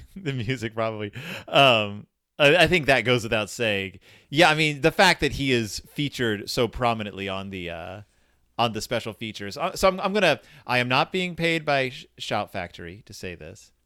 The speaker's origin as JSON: {"language": "English", "region": "Texas", "country": "United States", "tie": "born or raised there"}